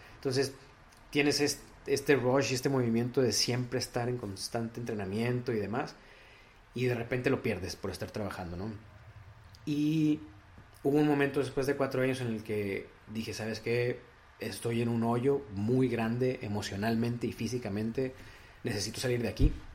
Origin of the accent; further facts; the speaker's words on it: Piedras Negras, Coahuila, Mexico; moved away as an adult; now in Monterrey, Mexico; De Piedras Negras, Coahuila